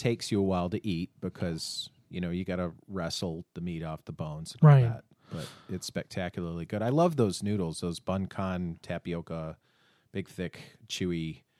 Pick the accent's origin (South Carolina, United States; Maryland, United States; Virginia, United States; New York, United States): New York, United States; Binghamton; moved away; I'm from Binghamton.